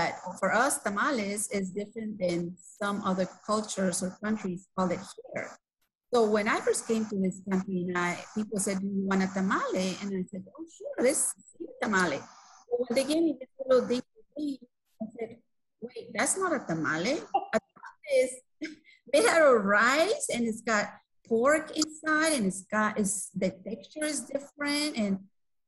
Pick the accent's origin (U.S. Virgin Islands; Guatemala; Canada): Guatemala; first language Spanish; English is a second language; moved away as an adult; now in United States; I used to march in the parade at my high school when I was growing up in Guatemala